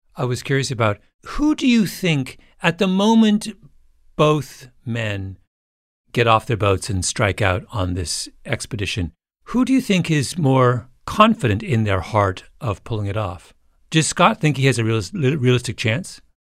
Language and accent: English; Canada; I grew up in Canada